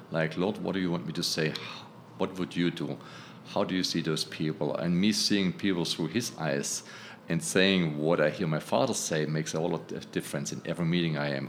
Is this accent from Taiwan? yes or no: no; Germany; now in New York City, United States; I'm originally from Germany.